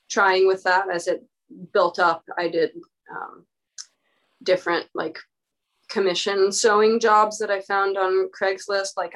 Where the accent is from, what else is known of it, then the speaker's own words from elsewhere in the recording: Cottage Grove, Oregon, United States; now in Portland, United States; when I moved to Portland from from Cottage Grove, my small Oregon rural town south of Eugene